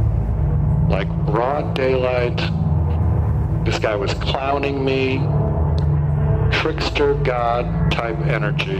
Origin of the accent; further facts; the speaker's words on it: Great Plains, United States; I'm from the Great Plains. I am a northerner, a Yankee.